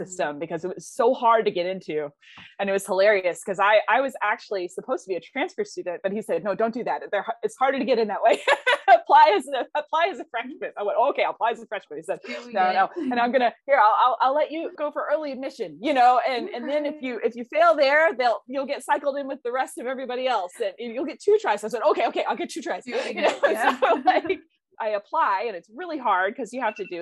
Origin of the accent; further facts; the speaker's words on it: Blue Ridge Mountains, North Carolina, United States; moved away; I grew up in North Carolina in the Blue Ridge Mountains.